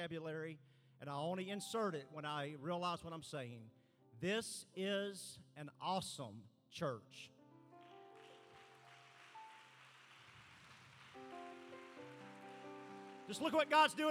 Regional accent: Arkansas, United States; I'm from Arkansas

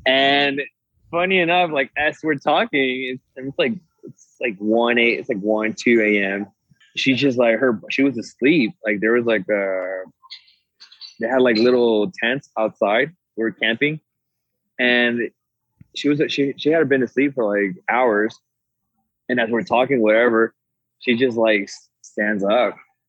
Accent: Monterrey, Nuevo León, Mexico; And we're from Monterrey, which is, like, a city. It's like Dallas, right? It's a big city.

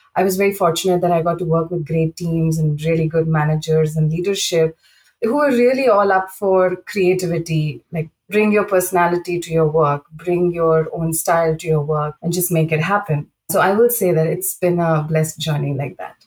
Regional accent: India; moved away as an adult; also born or lived in Saudi Arabia; I grew up in India, and you know I started my career there

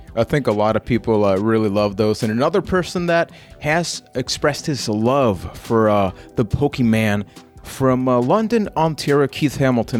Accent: Puerto Rico; I am from Puerto Rico.

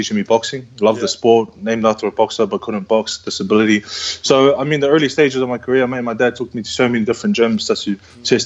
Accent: Samoa; now in New Zealand; I'm born in Samoa. As much as I love my Samoan culture, and you know, I'm born in Samoa. So I'm in New Zealand, so I'm a New Zealander with Samoan heritage

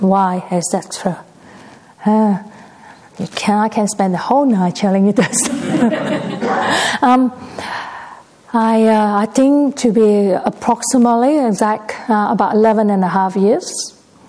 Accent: Perth, Western Australia, Australia; I'm actually from Perth locally

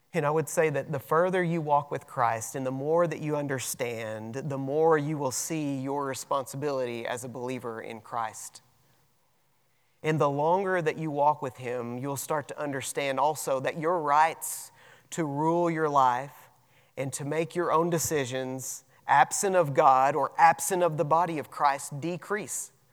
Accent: United States; we have rights as American citizens

